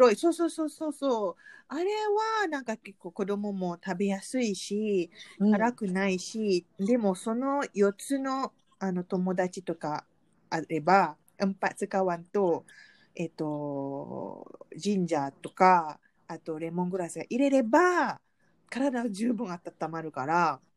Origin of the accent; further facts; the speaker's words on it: Malaysia; Japanese is a second language; moved away as an adult; now in Japan; 来日して二十年の マレーシア人